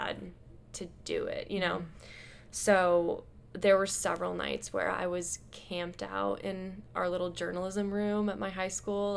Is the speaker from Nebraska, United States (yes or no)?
yes; Omaha, Nebraska, United States; moved away as an adult; also born or lived in Chicago; growing up in Omaha